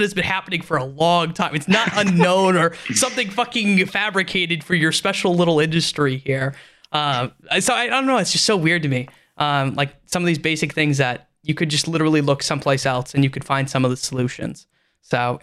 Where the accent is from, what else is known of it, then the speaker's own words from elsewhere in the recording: United States; first language English; it is the only language I speak because I'm American